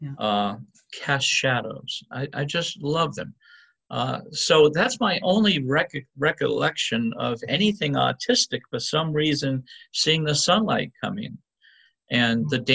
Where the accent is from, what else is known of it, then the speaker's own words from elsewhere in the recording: Tiverton, Rhode Island, United States; accent: Rhode Island; now in Quincy, United States; I grew up in Tiverton, Rhode Island